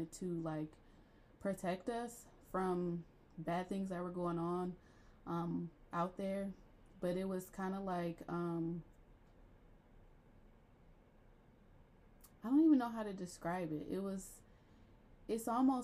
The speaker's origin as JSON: {"language": "English", "town": "Akron", "region": "Ohio", "country": "United States", "tie": "born or raised there", "said": "So when I was a child, we grew up in Channelwood, which is on the southwest side of Akron"}